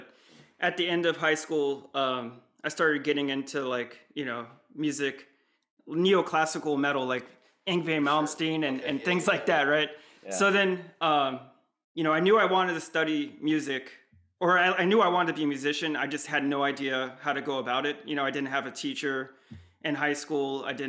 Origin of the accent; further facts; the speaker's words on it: San Diego, California, United States; we grew up with like very similar lives, I think, in Southern California. I was in San Diego